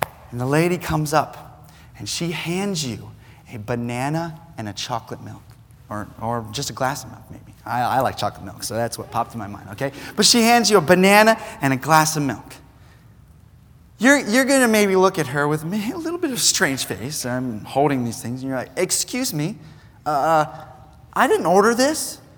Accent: New Zealand; Now, I grew up in New Zealand. I was a missionary kid, and so I was used to the culture already.

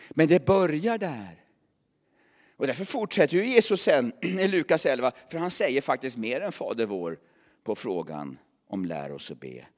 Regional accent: Värmland, Sweden; moved away; also born or lived in Åstorp; jag är värmlänning

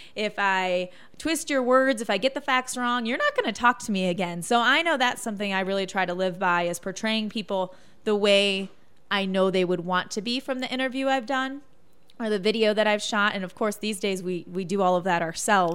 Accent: Michigan, United States; moved away as an adult; also born or lived in Chicago / Joplin, Missouri / Louisiana / Arkansas; now in Indiana, United States; I grew up in Michigan, went to school in Chicago

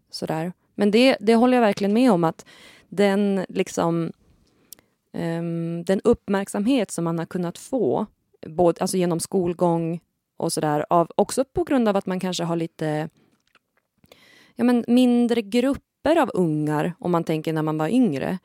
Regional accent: Kramfors, Västernorrland County, Sweden; jag är från Kramfors, men jag kan inte prata Kramforsmål

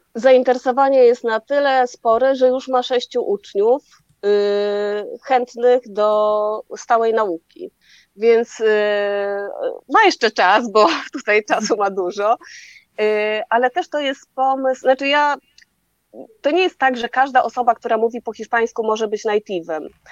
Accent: Poland; skąd jesteśmy, z Polski

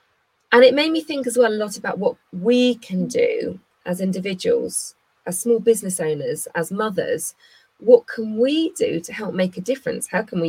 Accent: Bristol, South West England, United Kingdom; I grew up in Bristol. I went to St Mary Redcliffe School

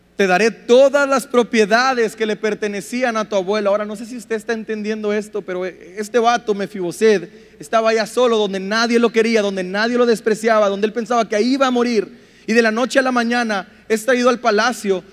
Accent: Mexico; nuestro machismo como mexicanos

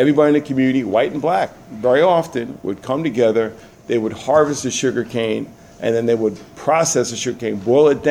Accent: New York, United States; So I'm growing up in New York

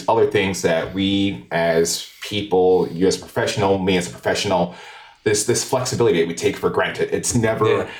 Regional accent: Albany, New York, United States; I grew up in Arbor Hill in Albany.

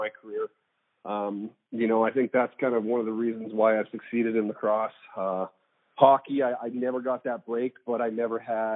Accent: Calgary, Alberta, Canada; moved away; also born or lived in Toronto; I was born and raised in Calgary

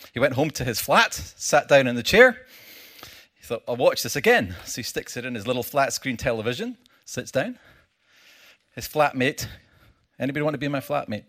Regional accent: Scotland, United Kingdom; I come from Scotland

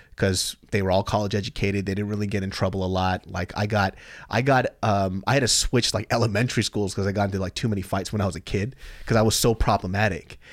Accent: Sacramento, California, United States; I grew up in Sacramento, California

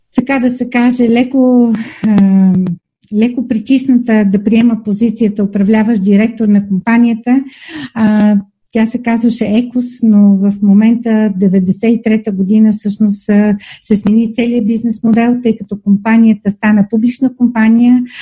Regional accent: Asenovgrad, Plovdiv Province, Bulgaria; аз съм родена в Асеновград

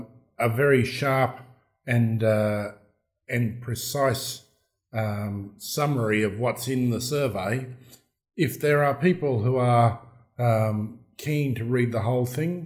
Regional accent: Australia; accent: broad Australian; in my broad Australian accent

